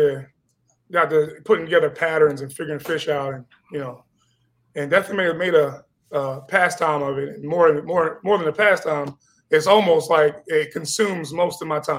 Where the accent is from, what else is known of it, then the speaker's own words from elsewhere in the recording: Newport News, Virginia, United States; now in Northeast Florida, United States; I'm not from Northeast Florida. I'm from Virginia, Newport News, Virginia. So my family is a long line of fishermen.